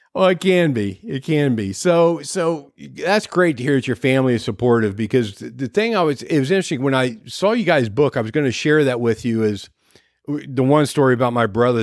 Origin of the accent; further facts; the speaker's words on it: Ohio, United States; moved away; We're originally from the Ohio area